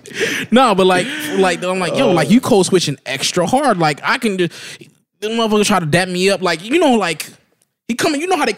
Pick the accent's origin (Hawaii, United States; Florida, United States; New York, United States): Florida, United States; Broward County; I'm from Bryan County. 95 for what it do, baby.